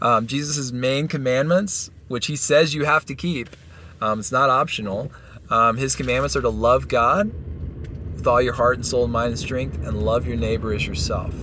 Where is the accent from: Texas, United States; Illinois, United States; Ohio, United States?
Texas, United States; moved away as an adult; now in Colorado, United States; We're from Texas.